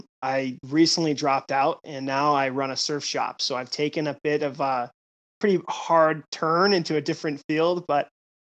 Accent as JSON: {"language": "English", "town": "Vero Beach", "region": "Florida", "country": "United States", "tie": "born or raised there", "also_born_or_lived": "Sudbury, Ontario", "moved": "yes", "lives_now": "Charleston, United States", "said": "So I originally grew up in Vero Beach, Florida, which is just a little north of just what you'd consider South Florida, Fort Lauderdale. I grew up about 3.5 hours from the BB&T Center"}